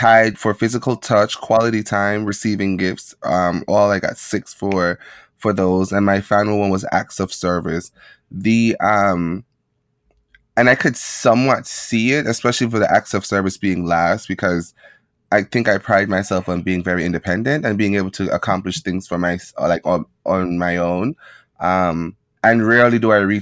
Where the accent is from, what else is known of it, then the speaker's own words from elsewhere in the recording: Jamaica; moved away; growing up in Jamaica